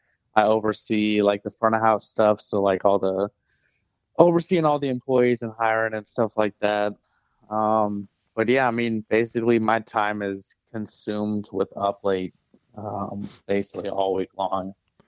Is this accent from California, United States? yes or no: no; St. Charles, Missouri, United States; So I'm from St. Charles. Okay. And I grew up there, and then I went to Mizzou